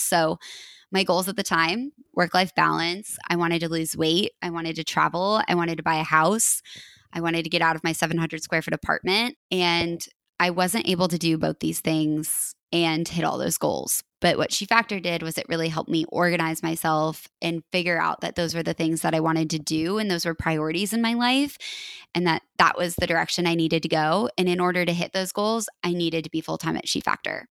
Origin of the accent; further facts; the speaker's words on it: Colorado, United States; moved away as an adult; also born or lived in Oregon; now in Portland, United States; I'm from Colorado, and I went to University of Oregon